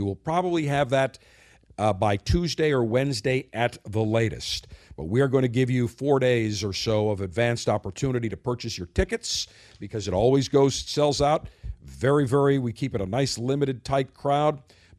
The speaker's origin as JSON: {"language": "English", "town": "Buffalo", "region": "New York", "country": "United States", "tie": "born or raised there", "said": "my hometown of Buffalo, New York."}